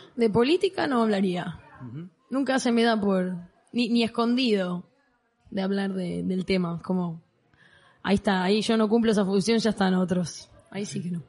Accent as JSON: {"language": "Spanish", "country": "Argentina", "tie": "born or raised there", "moved": "yes", "lives_now": "Mallorca, Spain", "said": "creciendo en Argentina"}